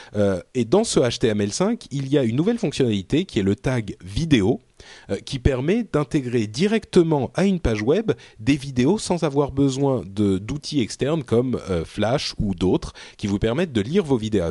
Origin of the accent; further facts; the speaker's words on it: France; also born or lived in Lebanon; j'ai grandi en France